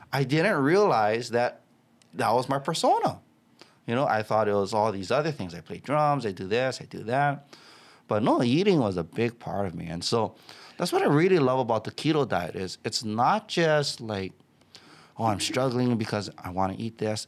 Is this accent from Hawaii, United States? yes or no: yes; Waianae, Hawaii, United States; I grew up in a tough town. I grew up in Waianae.